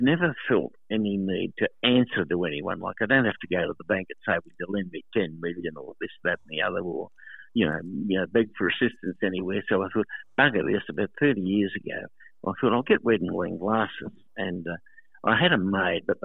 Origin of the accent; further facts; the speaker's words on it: Sydney, New South Wales, Australia; I was brought up in Woolloomooloo. By my grandmother, and from an early age.